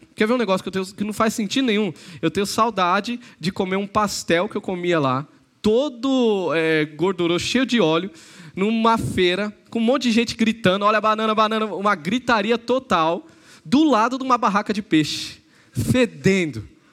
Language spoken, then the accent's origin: Portuguese; São Paulo, Brazil; moved away as an adult; Eu nasci em São Paulo, vivi minha vida em São Paulo